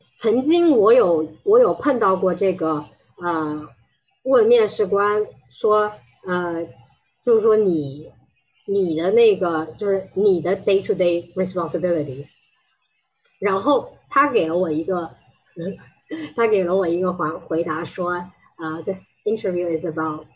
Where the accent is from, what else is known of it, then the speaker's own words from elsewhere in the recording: China; 我们中国人可能也不是特别喜欢夸自己